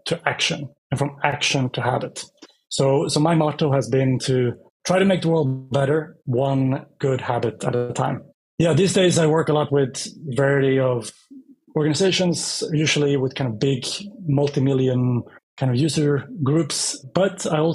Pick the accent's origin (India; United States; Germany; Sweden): Sweden; Västerås, Västmanland; moved away as an adult; also born or lived in Sydney, Australia; Started my life in Sweden. It's my home country. and grew up mostly